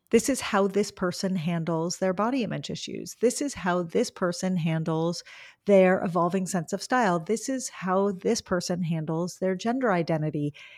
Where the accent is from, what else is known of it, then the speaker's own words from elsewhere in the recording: Los Angeles, California, United States; I grew up in Los Angeles